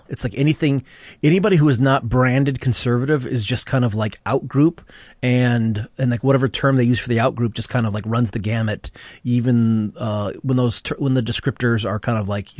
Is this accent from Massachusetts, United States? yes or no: no; Flint, Michigan, United States; the Flint War Council that happened in my hometown in December 1969